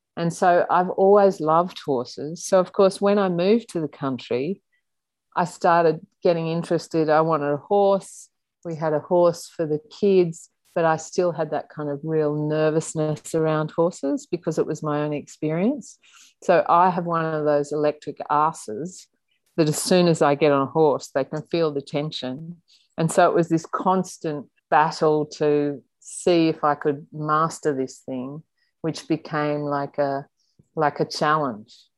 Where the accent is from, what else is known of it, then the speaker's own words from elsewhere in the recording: Sydney, New South Wales, Australia; also born or lived in Belrose, Sydney; In the early years, I grew up in Coogee. I was born in Waverley Hospital